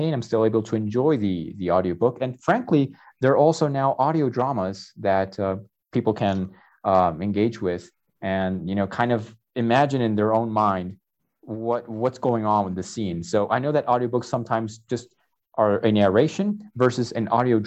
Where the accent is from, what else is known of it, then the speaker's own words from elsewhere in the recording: New Jersey, United States; moved away as an adult; now in Tlaxcala, Mexico; I'm a native from Jersey. I grew up near a lot of bookstores over there